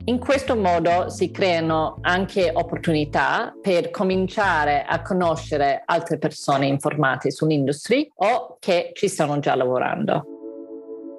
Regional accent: Melbourne, Victoria, Australia; moved away as an adult; now in Italy; Sono australiana, nata a Melbourne, e sono laureata in scienze politiche in francese all'Università di Melbourne.

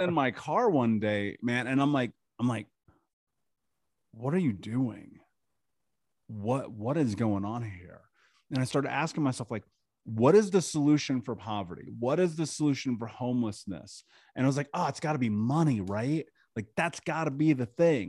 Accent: Indianapolis, Indiana, United States; I grew up in Indianapolis in America, just in the middle of the country

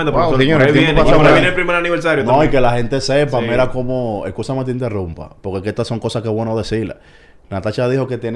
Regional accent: San Cristóbal, Dominican Republic; Yo soy de San Cristóbal.

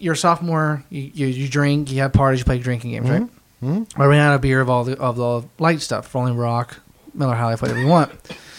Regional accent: India; That's where I'm from. I'm from India.

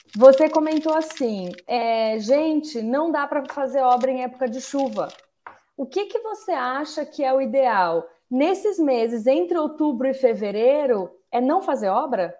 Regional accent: São Paulo, Brazil; eu sou de São Paulo

